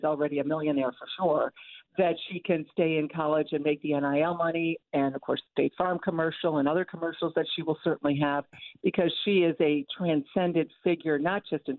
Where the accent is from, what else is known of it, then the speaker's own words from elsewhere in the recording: Toledo, Ohio, United States; which I remember well growing up in Toledo on my way to Northwestern.